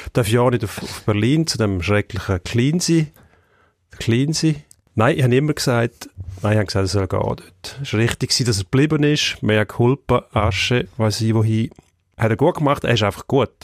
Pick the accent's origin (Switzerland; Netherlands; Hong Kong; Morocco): Switzerland; bei uns in der Schweiz